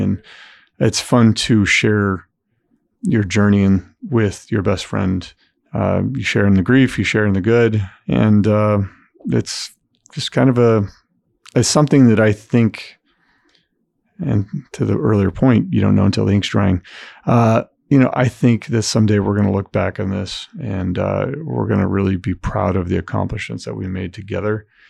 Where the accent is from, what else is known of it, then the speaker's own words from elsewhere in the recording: Southern California, United States; now in Indiana, United States; I grew up in Southern California.